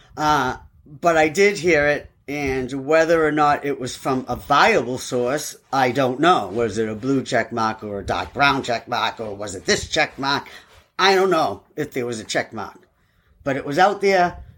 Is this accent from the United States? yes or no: yes; Everett, Massachusetts, United States; now in South Carolina, United States; I am from Everett. And I grew up there for a long time